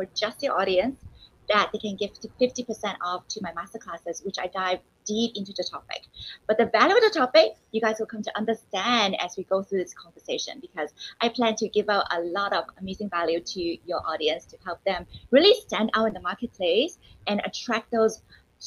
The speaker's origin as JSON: {"language": "English", "country": "Canada", "tie": "born or raised there", "also_born_or_lived": "Hong Kong / United States / Singapore", "moved": "as an adult", "lives_now": "Taiwan", "said": "I also grew up in Canada"}